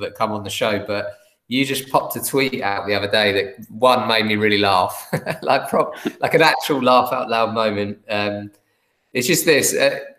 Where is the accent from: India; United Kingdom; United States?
United Kingdom; England; Because I'm English